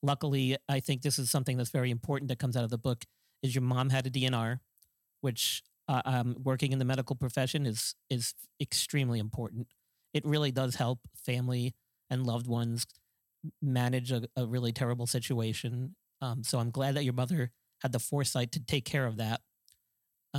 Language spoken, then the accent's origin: English; New York, United States; I grew up in New York